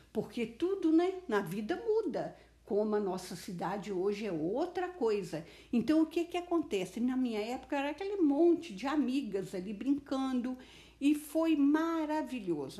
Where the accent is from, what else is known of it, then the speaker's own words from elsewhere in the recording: Alto Caparaó, Minas Gerais, Brazil; moved away; eu fui criada numa cidadezinha muito simples, uma cidade pequena. Eu sou do Alto Caparaó